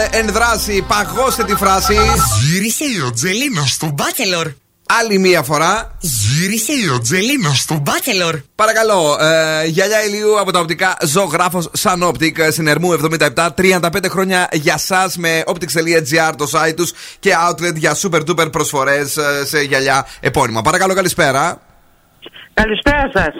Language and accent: Greek; Albania; now in Greece; Εγώ είμαι από την Αλβανία. Από την Αλβανία, έχει καιρό στην Ελλάδα. Έχω.